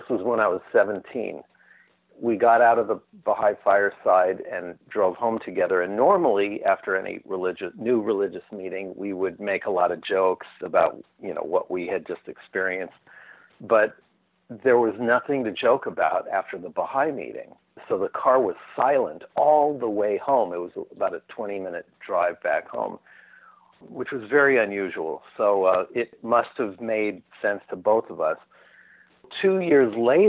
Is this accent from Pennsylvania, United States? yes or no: no; Newport Beach, California, United States; also born or lived in Pacific Palisades, California / Brentwood, California; When I was about eight, we moved to Newport Beach, California, in Orange County